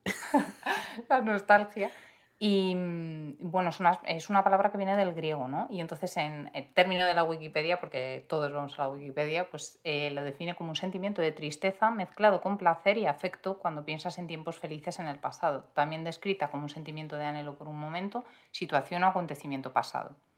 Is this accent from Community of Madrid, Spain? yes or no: yes; Madrid, Community of Madrid, Spain; yo soy de, de Madrid, que es que Madrid es muy grande